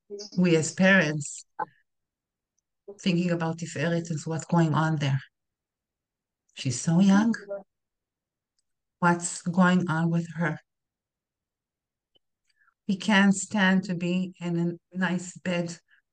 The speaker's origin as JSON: {"language": "English", "country": "Canada", "lives_now": "Israel", "said": "I think it's common sense, because we're from Canada and we're a citizen of Canada."}